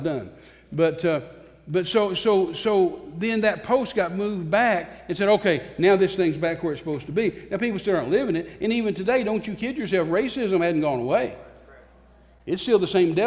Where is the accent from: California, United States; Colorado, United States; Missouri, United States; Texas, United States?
Texas, United States; I'm a Texan